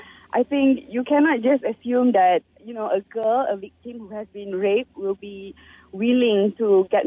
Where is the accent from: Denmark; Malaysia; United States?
Malaysia; Penang; I'm from Penang